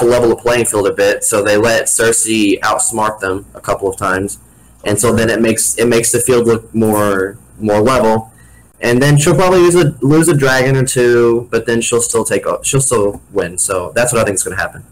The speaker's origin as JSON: {"language": "English", "region": "Missouri", "country": "United States", "said": "I'm the kid from Missouri"}